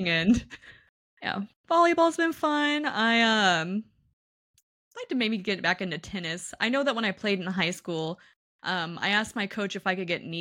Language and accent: English; Kansas City, United States; I grew up in Kansas City